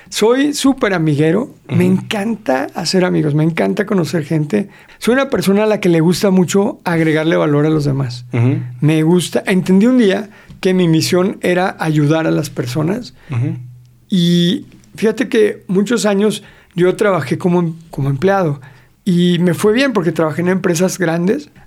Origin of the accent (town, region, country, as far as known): Mexico City, Mexico